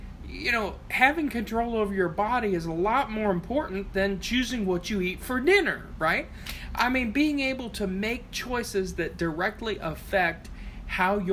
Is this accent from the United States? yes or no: yes; Appalachia, United States; also born or lived in southern Ohio; I'm Appalachian